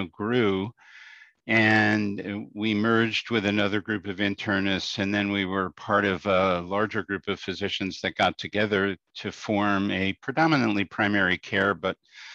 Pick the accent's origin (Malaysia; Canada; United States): United States; New York City, New York; moved away as an adult; also born or lived in Albany, New York; now in Schenectady, United States; I grew up in Brooklyn in New York City